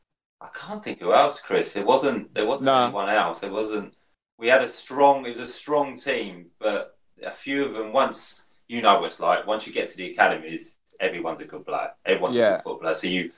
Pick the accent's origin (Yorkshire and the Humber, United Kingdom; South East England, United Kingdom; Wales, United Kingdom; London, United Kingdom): South East England, United Kingdom; Hastings; I'm born and bred in Hastings.